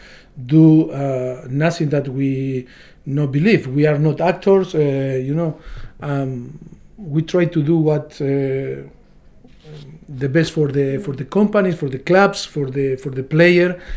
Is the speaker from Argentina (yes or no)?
yes; Argentina; English is a second language; moved away as an adult; now in England, United Kingdom; we came from Europe, or me from Argentina